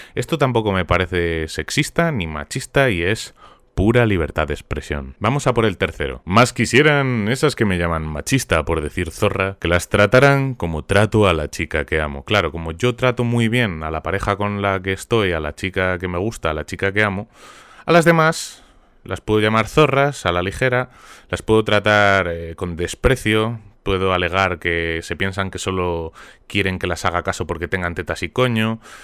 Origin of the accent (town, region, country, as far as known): Spain